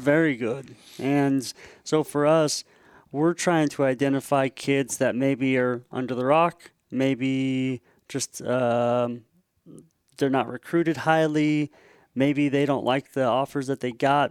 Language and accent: English; Tri-Cities, Washington, United States; I'm a Washingtonian, uh, born and raised in Washington State, uh, place called the Tri-Cities, Richland, Pasco, Kennewick